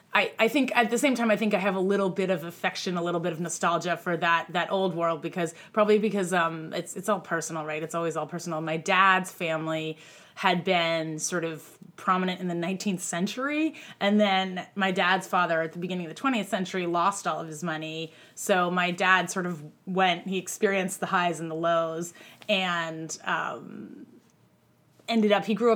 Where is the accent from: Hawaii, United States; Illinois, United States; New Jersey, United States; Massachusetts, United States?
Massachusetts, United States; Groton; moved away as an adult; now in New York, United States; I grew up in Groton, Mass, where the boarding school is.